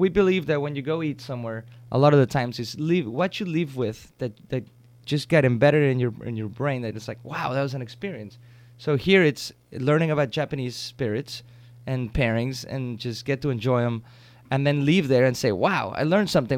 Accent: Mexico; moved away; I grew up with him in Mexico

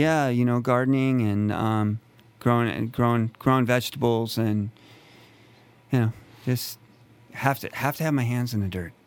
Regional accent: a town near Yosemite, California, United States; I'm from, um, a town near Yosemite. Uh, so I was born and raised here in California

